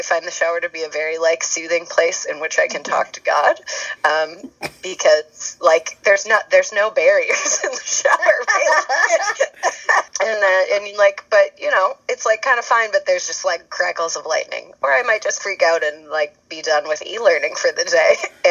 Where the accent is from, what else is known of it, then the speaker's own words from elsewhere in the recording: Charlottesville, Virginia, United States; now in Denver, United States; I'm originally from Charlottesville, Virginia, but I live in Denver, Colorado